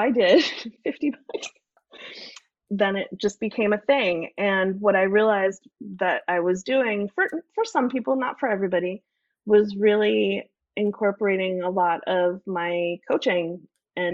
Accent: New York City, New York, United States; now in Idaho, United States; I'm from New York City. I grew up in New York City

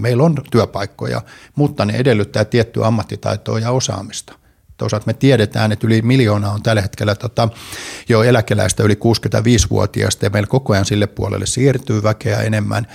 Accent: Kotka, Kymenlaakso, Finland; moved away; mä oon kotkalainen ja Kotkasta kotosi on edelleen kakkoskoti siellä. Ja 60-luvulla, kun siellä pikkuskidinä heilu

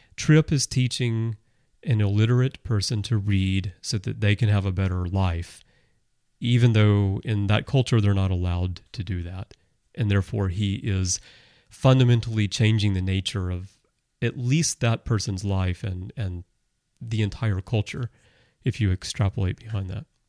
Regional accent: United States; moved away as an adult; also born or lived in Russia; now in Japan; I, I'm American, I grew up in America, but I've lived in Russia, I live in Japan now, I've lived here

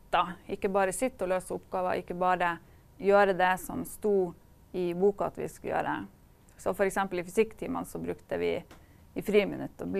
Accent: Kirkenes, Finnmark, Norway; jeg er fra Kirkenes.

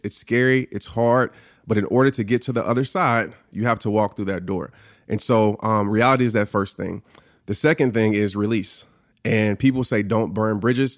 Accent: New Orleans, Louisiana, United States; born or raised there

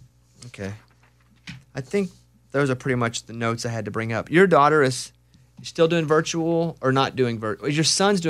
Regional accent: Arkansas, United States; I was a little more WCW because they were from Atlanta and I was from Arkansas.

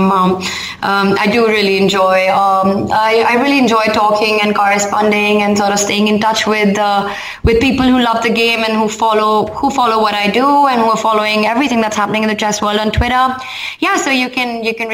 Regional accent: Delhi, India; So I live in Delhi, born and brought up in Delhi, and so it's home here.

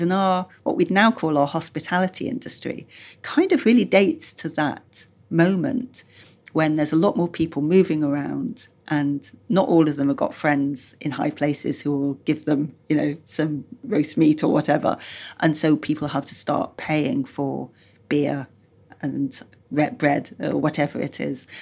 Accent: Yorkshire and the Humber, United Kingdom; I grew up in Yorkshire

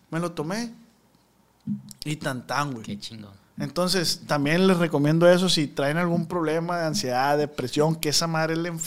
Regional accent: Culiacán, Sinaloa, Mexico; pero nací en Culiacán.

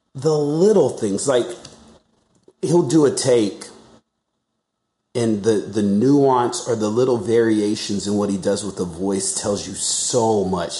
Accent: Alabama, United States; now in Los Angeles, United States; I'm from Alabama, so I know I know that area

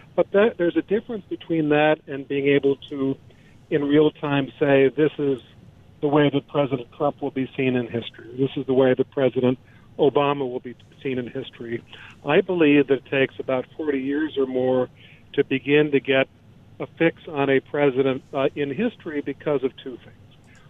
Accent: Illinois, United States; I grew up in Illinois.

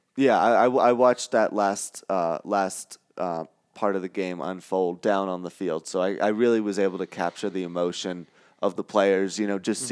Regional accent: New York, United States; moved away; grew up around in the New York sports media market

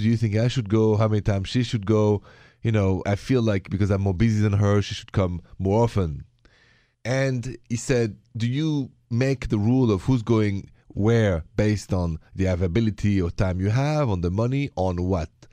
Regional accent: France; accent: French; My accent is French

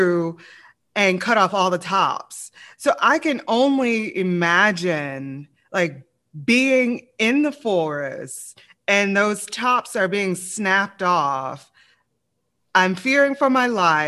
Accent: Louisiana, United States; I'm from the South, Louisiana

